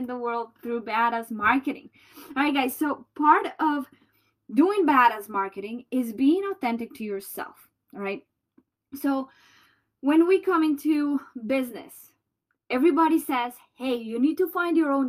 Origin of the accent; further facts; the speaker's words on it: Colombia; accent: Colombian; moved away; I have my Colombian accent